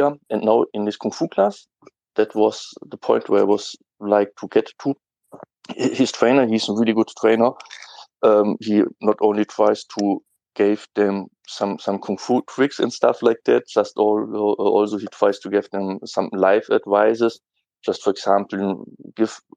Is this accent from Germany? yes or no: yes; Germany; English is a second language; I'm from Germany